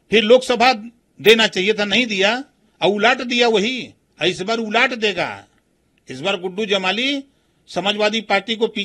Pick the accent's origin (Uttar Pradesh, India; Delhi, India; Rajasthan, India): Uttar Pradesh, India; Varanasi; हम जहां से आते हैं बनारस जीतेंगे कहा सौ परसेंट हारेंगे